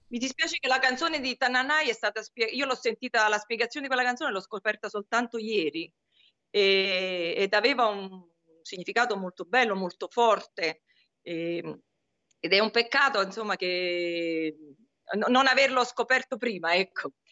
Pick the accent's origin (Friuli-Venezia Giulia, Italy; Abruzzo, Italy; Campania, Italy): Campania, Italy; Naples; also born or lived in Paris; io sono napoletana, Sammy. E nasco a Napoli, nasco e cresco a Napoli dove mi sono formata